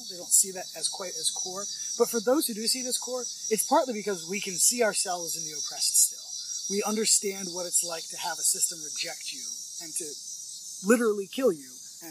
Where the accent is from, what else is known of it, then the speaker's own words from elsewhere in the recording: Virginia, United States; born there; Where were you born? Virginia, in the United States.